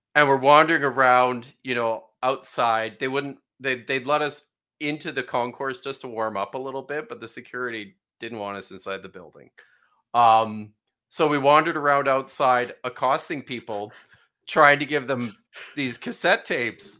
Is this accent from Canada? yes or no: yes; Canada; moved away as an adult; also born or lived in United Kingdom / Norway; I grew up in Canada.